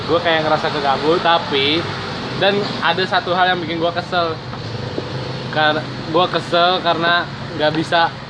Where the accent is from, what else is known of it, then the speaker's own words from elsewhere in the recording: Amsterdam, North Holland, Netherlands; born there; gua lahir di Amsterdam jadi gua nggak terbiasa kayak gitu gua dibiasakan naik sepeda sih dari kecil.